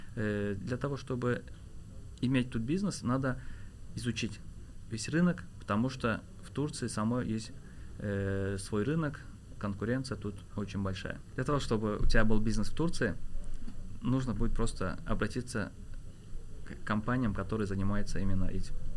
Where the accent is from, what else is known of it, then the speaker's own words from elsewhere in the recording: Azerbaijan; now in Istanbul, Turkey; я так как э, азербайджанец